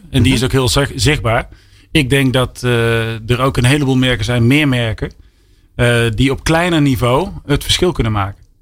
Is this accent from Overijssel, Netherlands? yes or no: no; Breda, North Brabant, Netherlands; ik kom uit Brabant. Van origine, uit Breda.